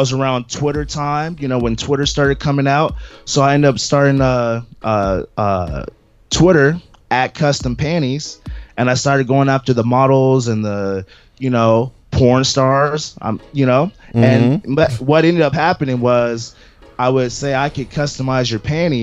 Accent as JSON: {"language": "English", "town": "Seattle", "region": "Washington", "country": "United States", "said": "I'm from Seattle"}